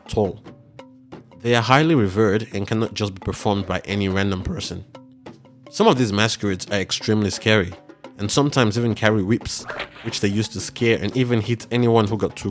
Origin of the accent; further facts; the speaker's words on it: Nigeria; growing up in Nigeria